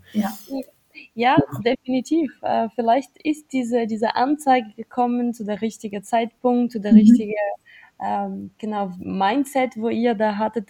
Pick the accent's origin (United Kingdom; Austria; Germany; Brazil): Brazil; moved away; ich komme zum Beispiel aus Brasilien